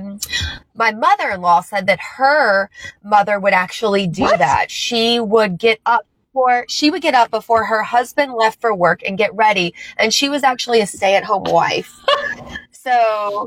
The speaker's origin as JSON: {"language": "English", "town": "Lanesville", "region": "Indiana", "country": "United States", "tie": "born or raised there", "also_born_or_lived": "Chicago / Louisville", "said": "I grew up in Southern Indiana. So I grew up out in Lanesville"}